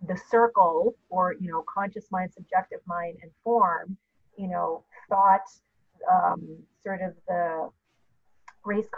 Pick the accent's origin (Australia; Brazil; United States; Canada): Canada; I'm Canadian